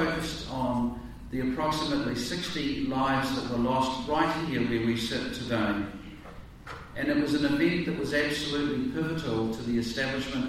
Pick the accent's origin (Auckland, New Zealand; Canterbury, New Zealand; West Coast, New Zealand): Canterbury, New Zealand; North; as a boy growing up in North Canterbury